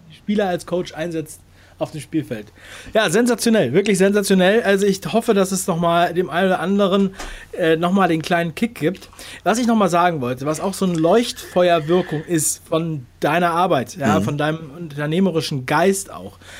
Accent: Berlin, Germany; moved away; ich komme aus Ostberlin übrigens mhm. ursprünglich

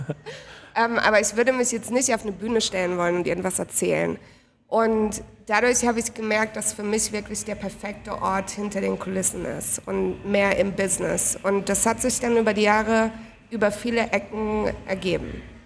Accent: Heidelberg, Baden-Württemberg, Germany; moved away as an adult; now in Berlin, Germany; ursprünglich aus Heidelberg und seit vier Jahren wohne ich in Berlin

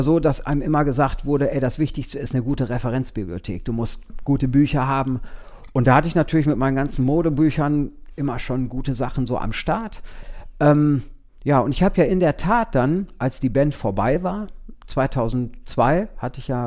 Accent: East Los Angeles, California, United States; ich komme nicht aus Wien. Ich komme aus East Los Angeles.

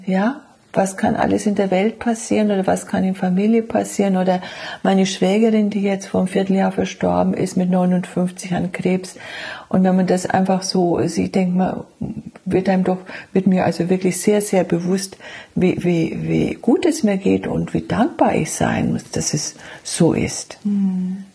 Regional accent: Franconia, Bavaria, Germany; moved away; die andere Schwester ist noch da in meiner Heimat in Franken

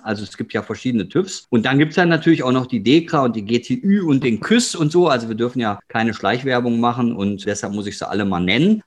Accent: Ruhr area, North Rhine-Westphalia, Germany; ich komme aus dem Ruhrgebiet

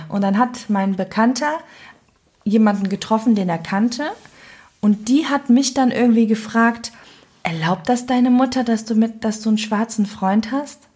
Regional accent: Cologne, North Rhine-Westphalia, Germany; accent: Cologne; dass ich Kölnerin bin

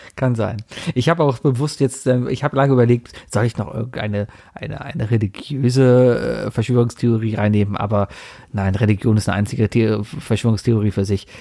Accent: Germany; als Deutscher

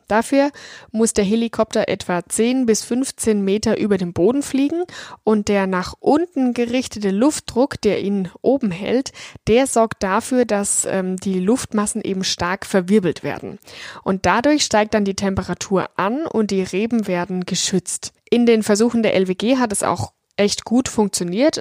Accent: Franconia, Bavaria, Germany; hier in meiner Heimat Franken

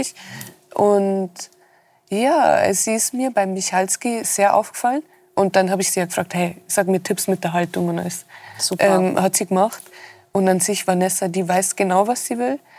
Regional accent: Rosenheim, Bavaria, Germany; war ich auch wirklich mein Leben lang fast in Rosenheim nur

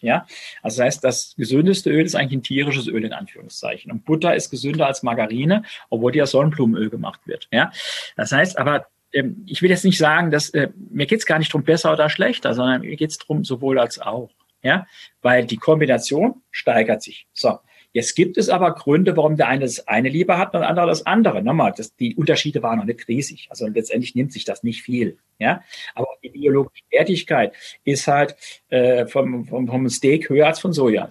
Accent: Saarland, Germany; ich komme aus dem Saarland

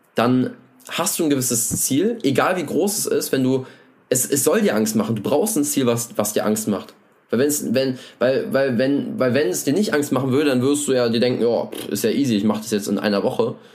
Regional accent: Germany; ich komme aus der Nähe von Berlin

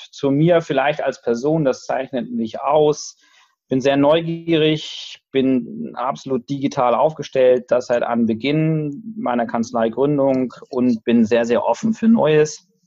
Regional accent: Lower Saxony, Germany; now in Hamburg, Germany; ich komme ursprünglich aus Niedersachsen, aus Lüchow-Dannenberg und deswegen, ähm, weil ich da auch ein Ferienhaus habe, habe ich eine gewisse Neigung in Richtung Niedersachsen auch zu schauen aus Hamburg

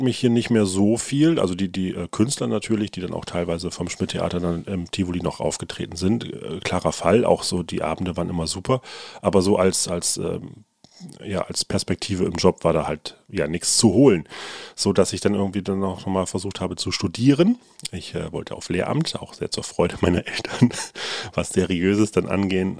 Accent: Nordenham, Lower Saxony, Germany; bei uns in Nordenham

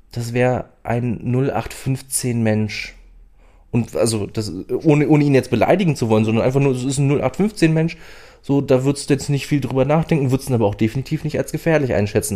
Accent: Berlin, Germany; now in Saxony-Anhalt, Germany; ich wohne schon lange genug in Sachsen-Anhalt, um mich als äh, Sachsen-Anhaltiner zu fühlen und nicht mehr als Berliner

